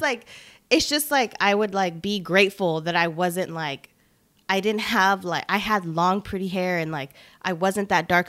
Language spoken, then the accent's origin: English; Long Beach, California, United States; also born or lived in Bellflower, California / Los Angeles, California; now in Salinas, United States; I'm from L A. I'm from Long Beach, born in Bellflower